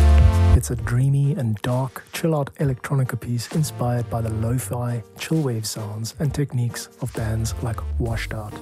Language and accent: English; South Africa; I'm a composer from South Africa